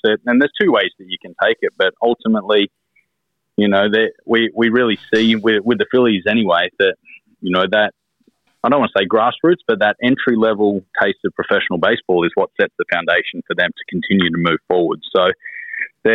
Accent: Australia; moved away as an adult; being Australian, we sound a little bit different, but some of our vernacular is a little bit different as well

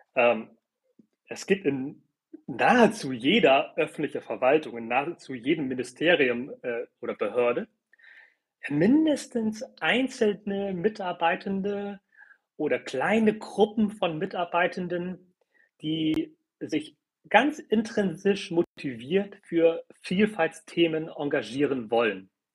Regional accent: Hamburg, Germany; German is a second language; Ich bin zum Beispiel in einem Viertel groß geworden in Hamburg, ähm, wo nahezu alle Kinder aus Zuwandererfamilien kamen. Ich konnte gar kein Deutsch, als ich eingeschult wurde

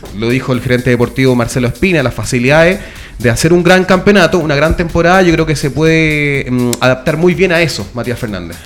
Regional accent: Valparaíso, Chile; soy de Valpo

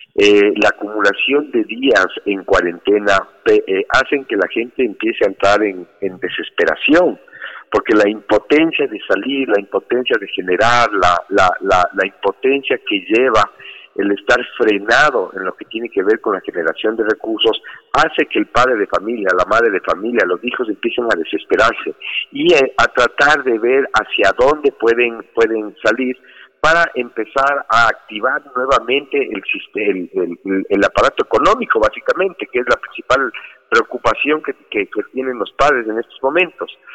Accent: Ecuador; Los ecuatorianos siempre hemos sido trabajadores, los ecuatorianos somos gente que tiene ñeque.

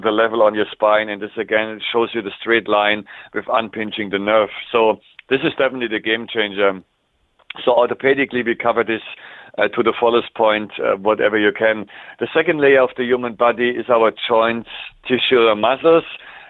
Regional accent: Canada; It's similar in my home country, Canada, where we're using maple syrup in the winter time

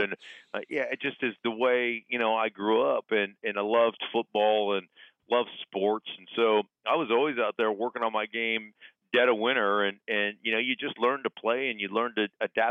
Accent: Alaska, United States; moved away; also born or lived in Denver; growing up in Alaska

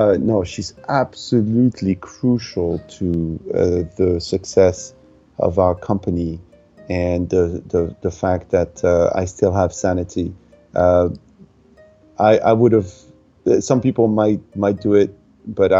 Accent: Tunisia; moved away; when I was growing up in Tunisia

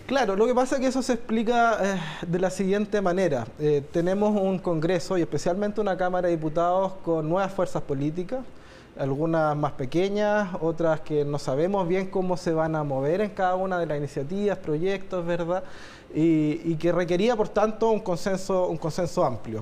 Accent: Chile; como chilenos y chilenas

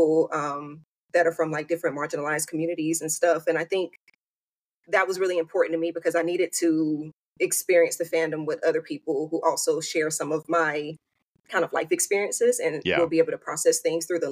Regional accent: mid-Atlantic East Coast, United States; I'm a mid-Atlantic, you know, East Coast girl. So I've been in the Carolinas and Virginia my whole life.

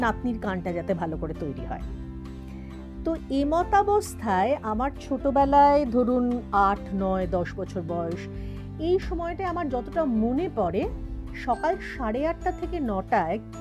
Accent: Tribeni, West Bengal, India; আসলে আমি হুগলি জেলার মেয়ে ত্রিবেণী টিস্যুতে আমার বেড়ে ওঠা সেখানেই সব কিছু পড়াশোনা ইত্যাদি

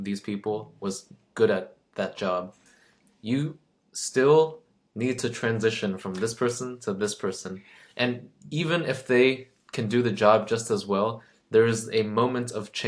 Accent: United States; growing up in the U.S.

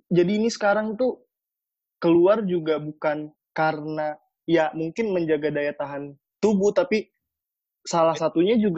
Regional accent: Makassar, South Sulawesi, Indonesia; kalau aku di sini orang Makassar

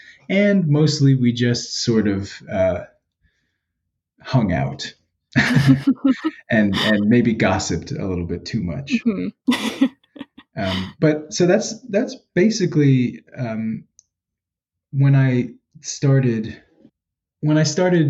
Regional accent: New York City, New York, United States; now in Philadelphia, United States; I'm from the Bronx

